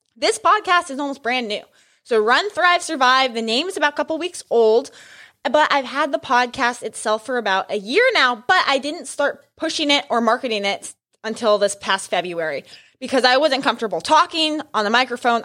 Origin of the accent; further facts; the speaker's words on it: New Mexico, United States; I grew up in New Mexico